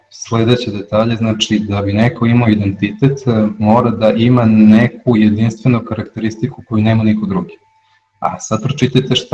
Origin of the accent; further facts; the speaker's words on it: Serbia; kod nas u Srbiji